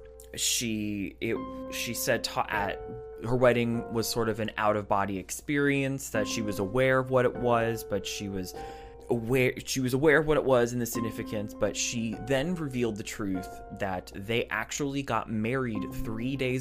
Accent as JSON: {"language": "English", "country": "United States", "said": "I am an American"}